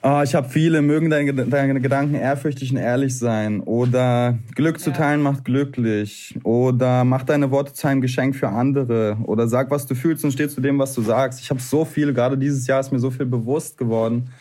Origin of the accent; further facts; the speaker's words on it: Berlin, Germany; Ich bin in Berlin geboren, Berlin Neukölln. Ich habe auch ein bisschen Neukölln in mir